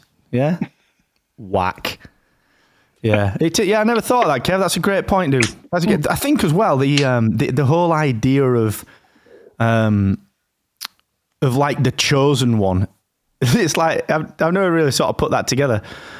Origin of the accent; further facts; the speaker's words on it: Rotherham, Yorkshire and the Humber, United Kingdom; And it's not because I'm from Rotherham.